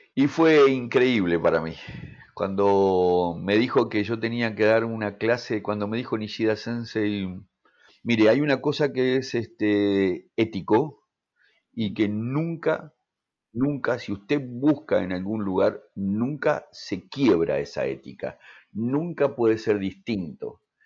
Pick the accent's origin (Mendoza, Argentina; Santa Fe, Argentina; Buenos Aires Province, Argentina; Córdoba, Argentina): Mendoza, Argentina; moved away as an adult; yo vine de Mendoza, me vine solo